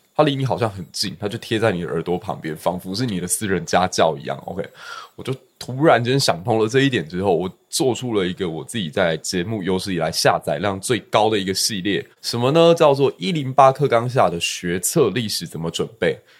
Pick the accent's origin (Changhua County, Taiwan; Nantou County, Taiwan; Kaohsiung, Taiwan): Kaohsiung, Taiwan; also born or lived in Fengshan District, Kaohsiung; 我是高雄小港区长大，然后后来有到峰山区去